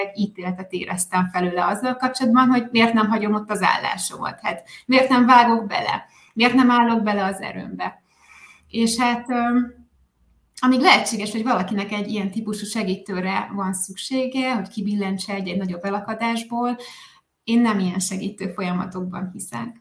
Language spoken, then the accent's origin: Hungarian; a small village in Tolna County, Hungary; moved away as an adult; also born or lived in Spain / Sweden; én egy kis Tolna megyei faluból származom, családból, helyi iskolába jártam, egy közeli gimnáziumban érettségiztem, egészen 18 éves koromig szinte alig hagytam el azt a környéket